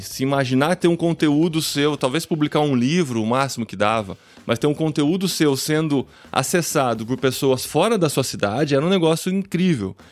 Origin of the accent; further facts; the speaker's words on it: Piracicaba, São Paulo, Brazil; moved away as an adult; now in Linares, Spain; Mas eu sou de Piracicaba, no interior de São Paulo. Nasci há alguns anos, né?